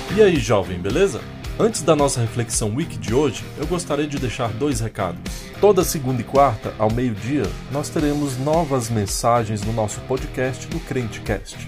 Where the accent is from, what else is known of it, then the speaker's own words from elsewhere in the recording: Brasília, Federal District, Brazil; Eu sou de Brasília